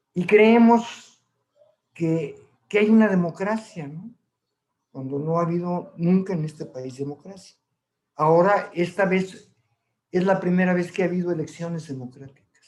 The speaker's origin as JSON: {"language": "Spanish", "country": "Mexico"}